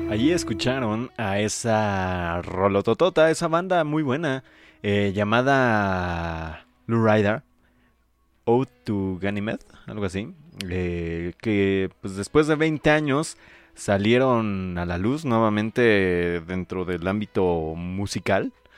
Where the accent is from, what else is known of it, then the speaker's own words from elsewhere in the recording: Paracho, Michoacán, Mexico; yo soy del centro de Paracho